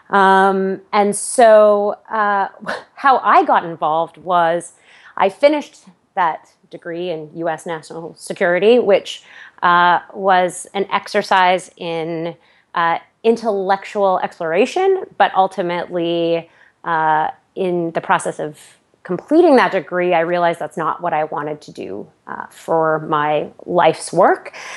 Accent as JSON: {"language": "English", "town": "Aurora", "region": "Ontario", "country": "Canada", "tie": "born or raised there", "moved": "as an adult", "lives_now": "United States", "said": "I grew up, uh, just outside of Toronto, uh, in the lovely suburb of Aurora"}